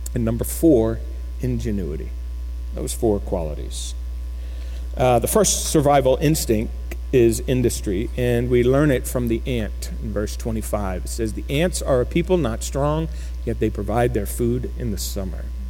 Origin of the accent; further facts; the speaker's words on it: Florida, United States; now in Keller, United States; I grew up in Florida.